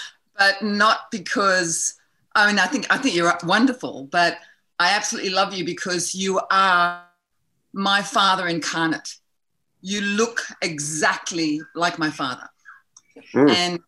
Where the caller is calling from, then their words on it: Brisbane, Queensland, Australia; I'm just outside of Brisbane in Australia.